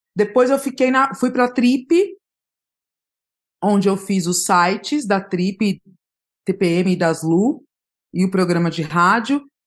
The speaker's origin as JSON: {"language": "Portuguese", "region": "São Paulo", "country": "Brazil", "tie": "born or raised there", "said": "eu sou de São Paulo, eu nasci na Zona Leste de São Paulo, no, na Vila Carrão, mas eu fui criada no Jardim Aricanduva, que é um bairro próximo"}